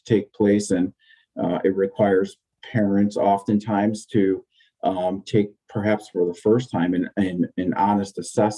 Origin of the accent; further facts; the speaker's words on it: Southington, Connecticut, United States; Southington, where my kids are going to school, which I worked for a year or two here in my hometown